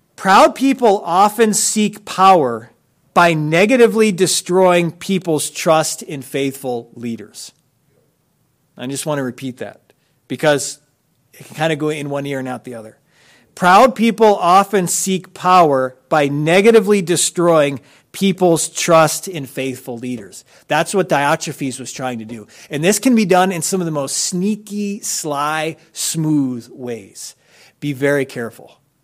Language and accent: English; United States